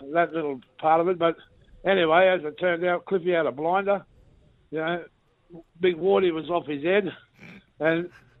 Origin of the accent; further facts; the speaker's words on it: Cairns, Queensland, Australia; moved away as an adult; I wanted to start getting back towards Cairns, you know, back to home. Like, I'm a Queenslander, mate, and, you know, North Queensland more in particular.